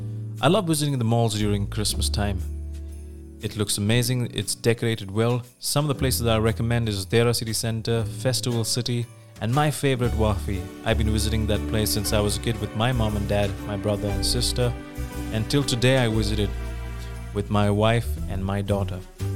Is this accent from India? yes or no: yes; Bethal Bathim, Goa, India; moved away as an adult; now in United Arab Emirates; I'm from India. I come from Bethal Bathim, a small village in South Goa known for its beautiful church, sunset beach, restaurants, good people, and the culture. But I currently stay here in UAE.